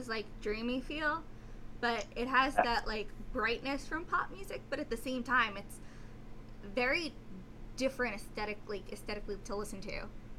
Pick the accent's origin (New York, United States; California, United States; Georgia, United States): New York, United States; New York City; I'm from Staten Island, New York, which is part of New York City.